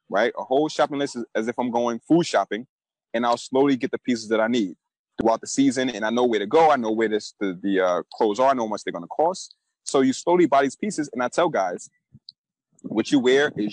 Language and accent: English; New York City, New York, United States; A kid who's born and raised in Brooklyn, New York, you know, I came up in the 90s.